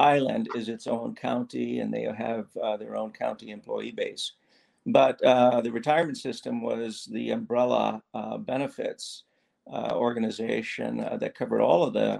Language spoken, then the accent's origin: English; East Coast, United States; also born or lived in the South (US); now in Hawaii, United States; I grew up on the East Coast, spent a lot of time down South